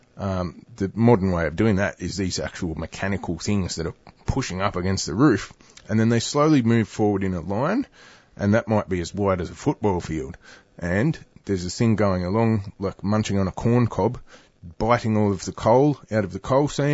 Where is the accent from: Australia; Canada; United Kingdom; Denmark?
Australia; Newcastle, New South Wales; I grew up in Newcastle